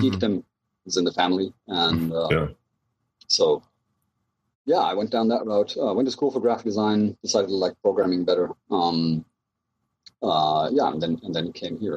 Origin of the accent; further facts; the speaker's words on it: Germany; moved away as an adult; also born or lived in Southern California; now in United States; I'm originally from Germany. I uh, came to the U.S. right around oh, must been 2000.